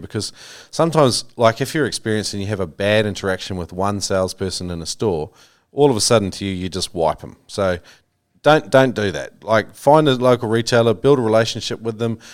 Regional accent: New Zealand; that was a real common one I grew up with in New Zealand

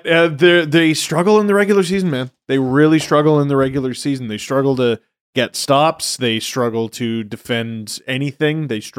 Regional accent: Scarborough, Ontario, Canada

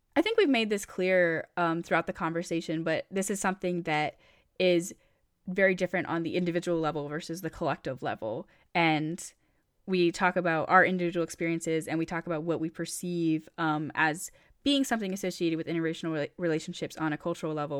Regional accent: Maine, United States; so I grew up in Maine, and for those who don't know, Maine is an extremely white state

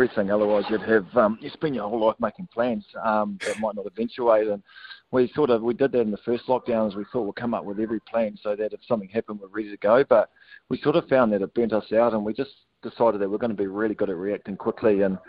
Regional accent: Auckland, New Zealand; We're from Auckland, obviously, and there's a lot of COVID up there.

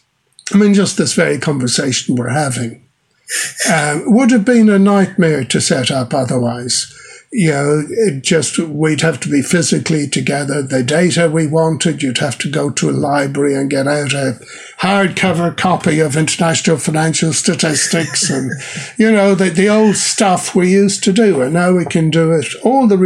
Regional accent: Ireland; moved away as an adult; now in New Zealand; Where I grew up in Ireland

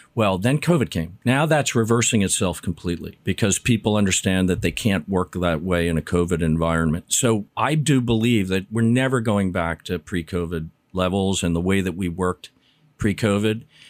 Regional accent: New York, United States; I grew up in New York in the sixties and seventies

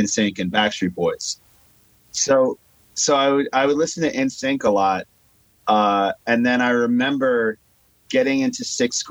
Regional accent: Long Island, New York, United States; I'm from Long Island, New York.

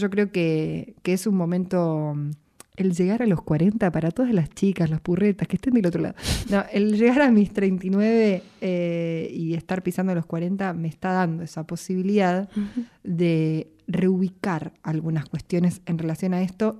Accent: Buenos Aires, Argentina; yo soy de acá de Capital

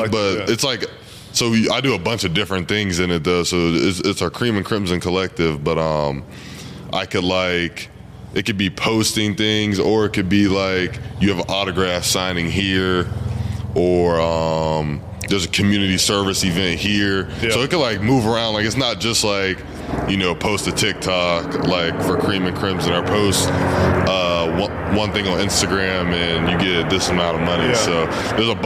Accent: Olathe, Kansas, United States; We're both from the same city. We're both from Olathe

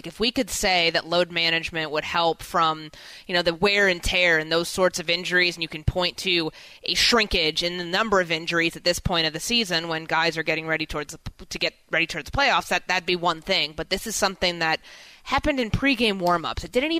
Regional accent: Chicago, Illinois, United States; also born or lived in Minneapolis; my hometown with the Chicago Bulls.

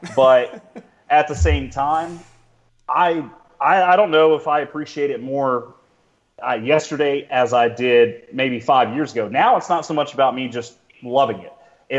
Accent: United States; We grew up together on the Alabama-Georgia border.

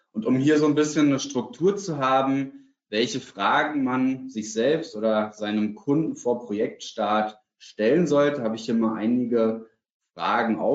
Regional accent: Berlin, Germany; Für mich als Berliner gehört Hellweg zum Beispiel in meiner subjektiven Wahrnehmung zu den Top drei Baumärkten in Deutschland.

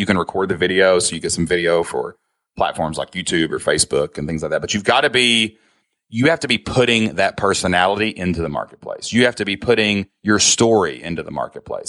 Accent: Kentucky, United States; I'm from Kentucky, man. I don't talk so spectacular. Like, I got an accent

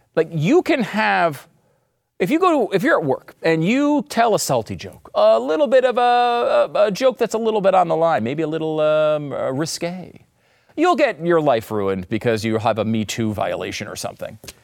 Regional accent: United States; As an American

